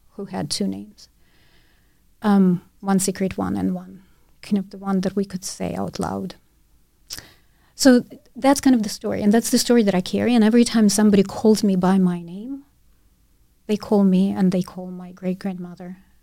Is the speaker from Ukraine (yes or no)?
yes; Ukraine; first language Russian; English is a second language; moved away; my first language was Russian. I lived in Ukraine, but my nationality was Jewish